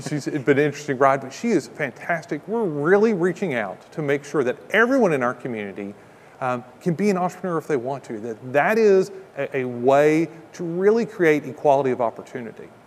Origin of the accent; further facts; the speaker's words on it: Kentucky, United States; now in Ocala, United States; I'm from Kentucky